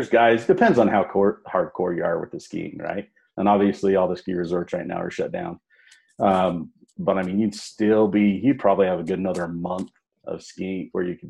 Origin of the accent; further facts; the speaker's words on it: Salt Lake Valley, Utah, United States; Born and raised in Utah, born and raised in Salt Lake Valley